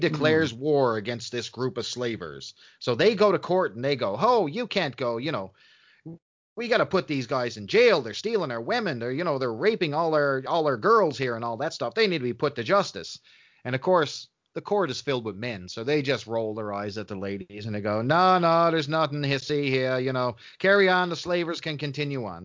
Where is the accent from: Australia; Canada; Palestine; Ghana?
Canada; I'm a Canadian